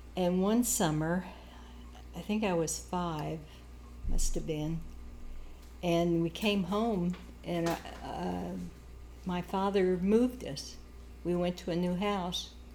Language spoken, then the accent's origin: English; Manhattan, Kansas, United States; moved away; also born or lived in Germany; I was raised in Manhattan, Kansas